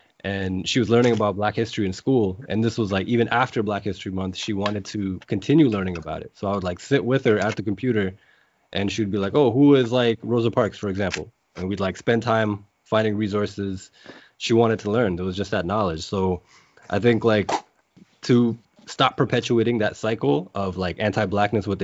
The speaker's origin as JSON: {"language": "English", "town": "Mississauga", "region": "Ontario", "country": "Canada", "tie": "born or raised there", "said": "I grew up in Malton, like a very, very mixed neighborhood"}